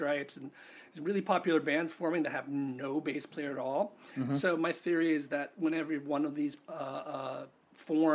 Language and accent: English; New York, United States; moved away as an adult; also born or lived in Connecticut / Rhode Island / Los Angeles; I grew up in New York.